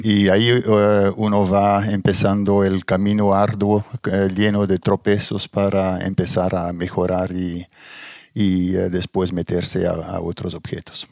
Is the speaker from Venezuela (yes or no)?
no; Belgium; moved away as an adult; also born or lived in Brazil / Germany / Middle East; now in Chile; salí de Bélgica. Bélgica en ese momento muy poca posibilidad de, trabajar para mí o para gente con mi formación y emigré a Brasil